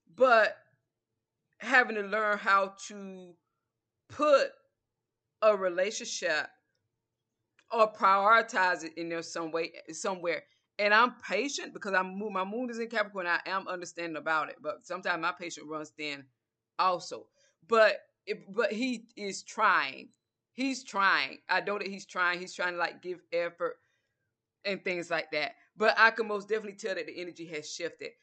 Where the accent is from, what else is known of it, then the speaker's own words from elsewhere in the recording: Georgia, United States; accent: southern; I'm from Georgia.